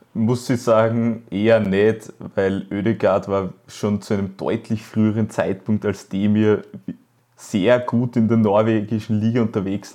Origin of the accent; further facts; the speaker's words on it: Styria, Austria; als Steirer